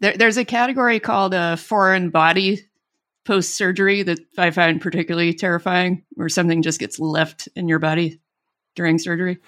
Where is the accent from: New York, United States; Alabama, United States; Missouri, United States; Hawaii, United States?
Alabama, United States; born or raised there